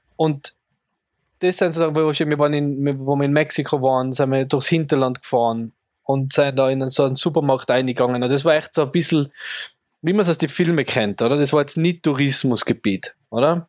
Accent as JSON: {"language": "German", "region": "Tyrol", "country": "Austria", "said": "als Tiroler"}